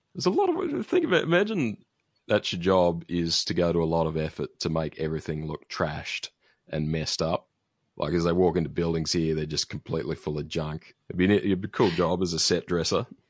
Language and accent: English; Australia; an Australian